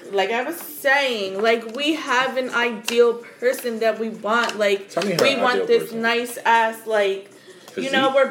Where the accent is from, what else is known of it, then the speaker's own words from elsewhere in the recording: Bel Air, California, United States; we grew up in Bel Air, like, we see all the white people, like, we deserve that.